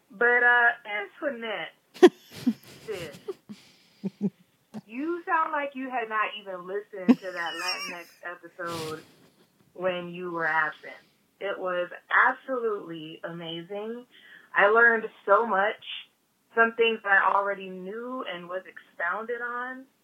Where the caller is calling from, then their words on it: Orlando, Florida, United States; I'm calling from Orlando, Florida.